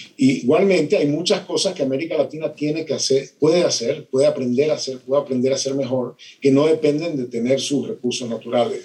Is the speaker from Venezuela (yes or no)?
yes; Venezuela; soy de Venezuela, mi país se destruyó